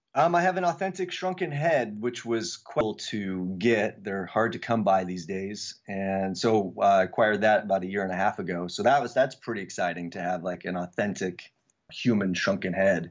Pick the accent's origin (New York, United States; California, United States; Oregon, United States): Oregon, United States; Eugene; also born or lived in Samoa; I grew up in Eugene, Oregon, which was, that's a pretty hippie town